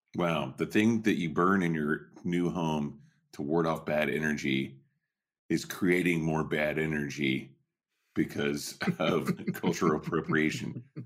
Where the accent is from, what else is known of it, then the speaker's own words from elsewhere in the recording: Southwest Oklahoma, United States; now in Northern California, United States; when I was a kid, you know, growing up in Southwest Oklahoma